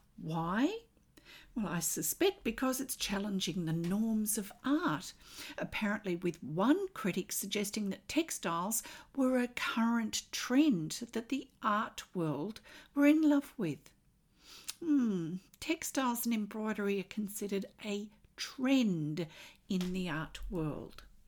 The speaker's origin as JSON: {"language": "English", "country": "Australia", "said": "I'm an Australian textile artist"}